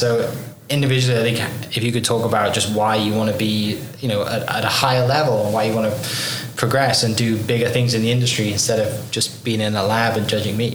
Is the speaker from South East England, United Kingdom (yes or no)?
no; Wales, United Kingdom; now in Oklahoma, United States; I'm from Wales in the UK